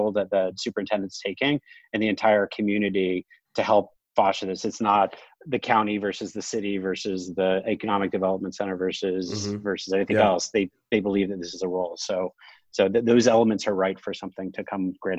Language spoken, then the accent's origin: English; New York City, New York, United States; moved away as an adult; now in New Jersey, United States; I'm from New York City. I moved to New Jersey about 4 or 5 years ago